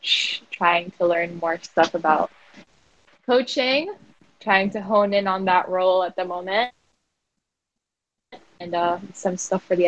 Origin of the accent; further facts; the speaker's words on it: South Florida, United States; also born or lived in Makati, Philippines; now in Philippines; I grew up in South Florida